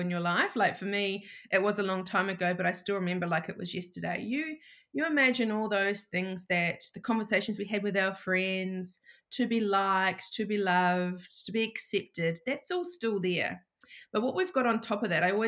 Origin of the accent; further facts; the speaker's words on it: New Zealand; moved away as an adult; now in Shellharbour, Australia; I'm actually from New Zealand and I've been living in Australia for, it'll be 7 years in September